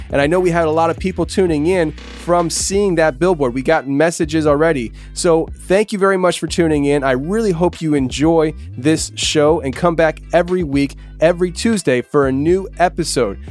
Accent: Pennsylvania, United States; I'm from Pennsylvania

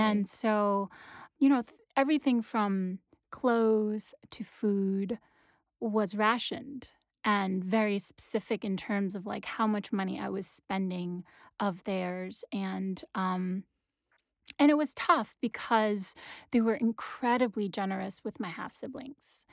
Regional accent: New York City, New York, United States; first language Wenzhounese; English is a second language; also born or lived in Wenzhou, China; now in Brooklyn, United States; I grew up in Queens

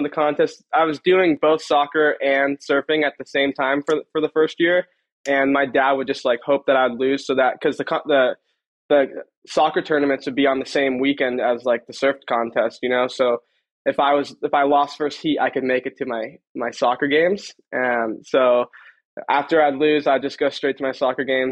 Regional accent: Long Beach, California, United States; I'm from Long Beach, California

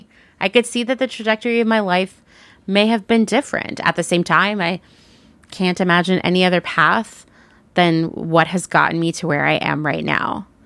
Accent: Portland, Oregon, United States; Well, if you're in one of my favorite cities, my former home, the place I think of as my hometown, Portland, Oregon, you can shop in person at their store

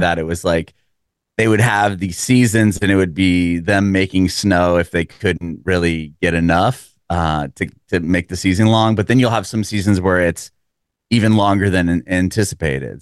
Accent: San Diego, California, United States; moved away as an adult; now in Nashville, United States; I'm originally from San Diego, and, uh, my family and I moved here a little over three years ago

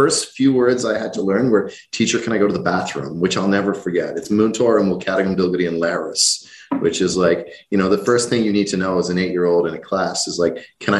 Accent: Rathcoole, Leinster, Ireland; also born or lived in Canada; I grew up outside a small town outside Dublin called Rathcoole. It was, you know, a very simple, small town, a couple of thousand people, local school bus would pick me up in front of the house every day.

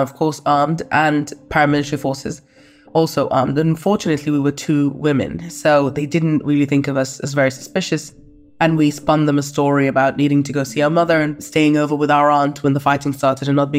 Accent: London, United Kingdom; also born or lived in Khartoum; I grew up in London

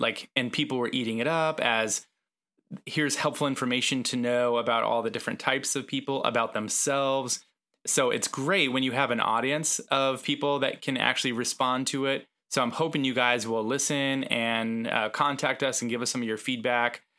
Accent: West Coast, United States; moved away; I'm from the West Coast

